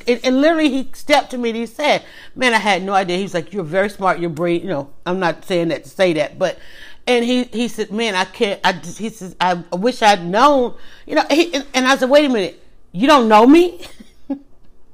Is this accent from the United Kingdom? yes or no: no; Atlanta, Georgia, United States; Well, I'm actually outside of Atlanta, but I was born and raised in Atlanta, started my family here, and never really lived anywhere else.